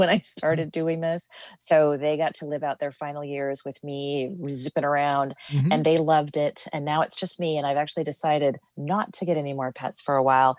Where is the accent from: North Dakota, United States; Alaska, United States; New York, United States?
North Dakota, United States; moved away; also born or lived in Minneapolis, Minnesota; I grew up in North Dakota and have lived a whole bunch of places.